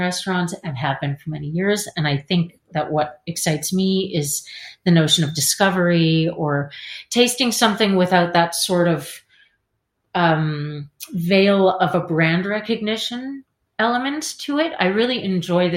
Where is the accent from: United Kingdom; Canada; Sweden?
Canada; moved away as an adult; now in Paris, France; I'm Canadian.